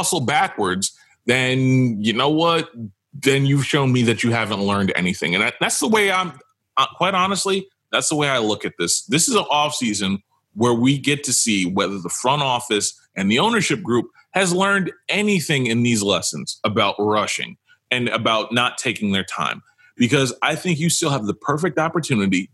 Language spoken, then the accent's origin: English; New York, United States; I'm from New York